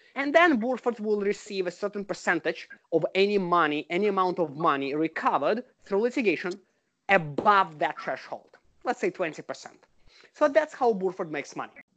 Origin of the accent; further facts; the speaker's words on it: Russia; moved away as an adult; now in United States; I'm originally from Russia and I was trained in Russia as a lawyer. I came to the US about 15 years ago.